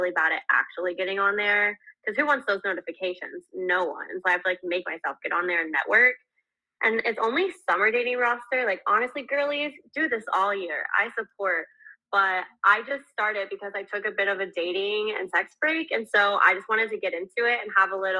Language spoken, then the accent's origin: English; Houston, Texas, United States; I'm from Houston, Texas